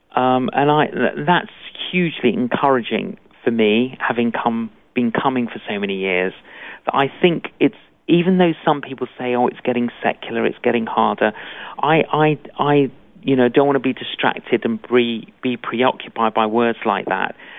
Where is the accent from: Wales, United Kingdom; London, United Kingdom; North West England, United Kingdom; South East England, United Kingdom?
London, United Kingdom; Both my parents were Greek Cypriot, I, and uh, but I grew up in London